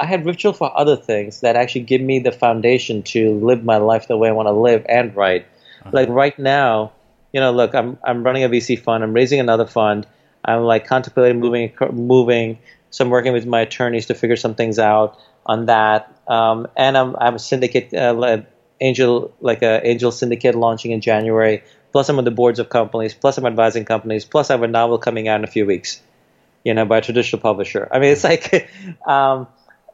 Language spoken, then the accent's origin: English; New York City, New York, United States; also born or lived in India; We didn't grow up in an Indian community. We grew up in Jamaica, Queens, where all the rappers came from